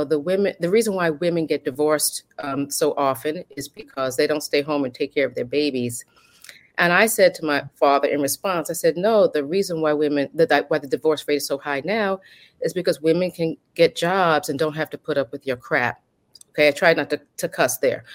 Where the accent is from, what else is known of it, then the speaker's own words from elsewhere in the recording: New York City, New York, United States; I'm born and bred in the Bronx, New York